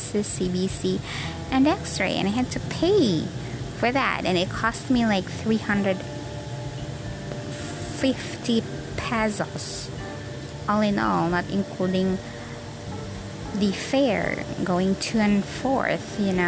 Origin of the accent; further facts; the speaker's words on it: Philippines; I was born and raised here in the Philippines